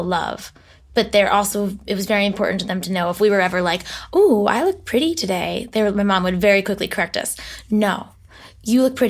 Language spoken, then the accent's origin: English; Newton, Massachusetts, United States; I come from Boston. I grew up in Newton, Massachusetts, about 15 minutes outside of Boston